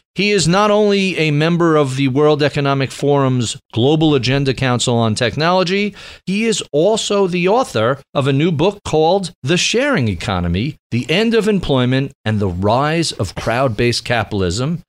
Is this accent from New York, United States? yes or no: yes; New York, United States; as a New Yorker